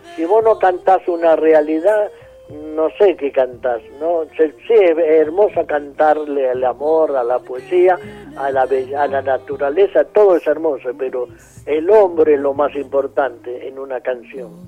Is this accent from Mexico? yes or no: no; San Rafael, Mendoza, Argentina; also born or lived in Guaymallén, Mendoza; yo me crié en San Rafael